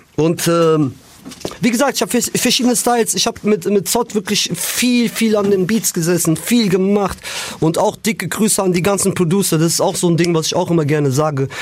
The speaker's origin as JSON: {"language": "German", "town": "Frankfurt", "region": "Hesse", "country": "Germany", "said": "bei uns in Frankfurt"}